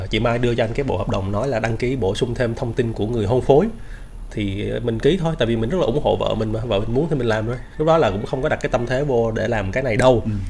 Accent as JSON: {"language": "Vietnamese", "town": "Buôn Ma Thuột", "region": "Đắk Lắk", "country": "Vietnam", "tie": "born or raised there", "moved": "as an adult", "lives_now": "Ho Chi Minh City, Vietnam", "said": "là sinh ra và lớn lên ở thành phố Buôn Ma Thuột ở tỉnh Đắk Lắk. Thì tới năm 2005 à, á, thì cũng giống như các bạn bè cùng trang lứa với mình á, là … rời quê để mà đến Sài Gòn để mà học."}